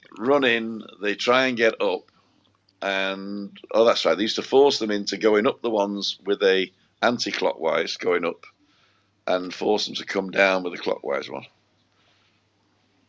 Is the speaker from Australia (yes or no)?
no; United Kingdom; moved away; I'm a Brit